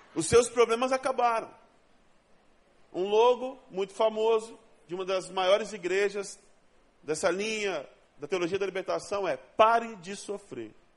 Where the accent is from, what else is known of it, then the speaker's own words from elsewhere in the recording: Rondônia, Brazil; now in Rio de Janeiro, Brazil; Eu não sou daqui, eu sou de Rondônia, o estado mais sensacional que Deus inventou.